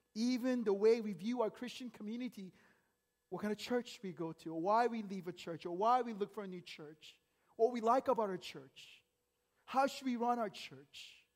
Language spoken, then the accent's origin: English; United States; growing up in America